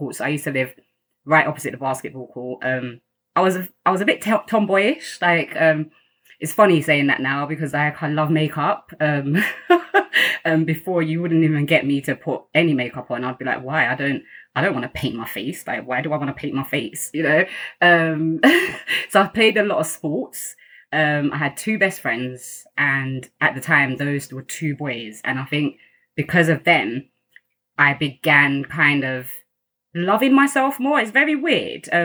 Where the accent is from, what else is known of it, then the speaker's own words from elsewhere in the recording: London, United Kingdom; also born or lived in Kampala, Uganda; I've grown up in Greenwich. I've never left Greenwich